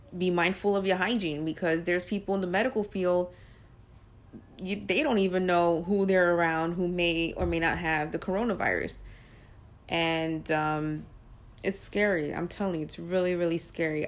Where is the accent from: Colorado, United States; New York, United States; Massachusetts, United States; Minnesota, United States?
New York, United States; since I'm a New Yorker